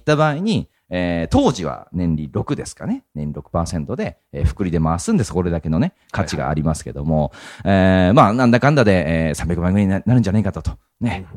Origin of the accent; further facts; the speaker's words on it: Japan; 日本に生まれて日本人として生きてて